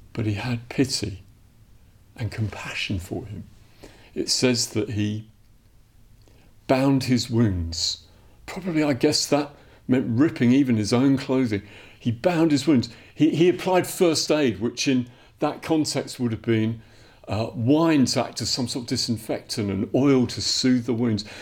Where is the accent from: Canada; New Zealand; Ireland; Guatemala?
Ireland; Dublin, Leinster; moved away; I'm from Dublin originally, I'm Irish.